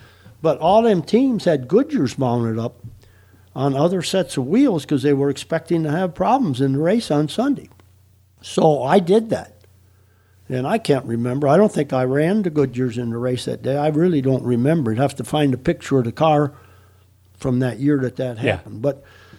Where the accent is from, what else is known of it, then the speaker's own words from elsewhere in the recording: Wisconsin, United States; moved away as an adult; I come from Wisconsin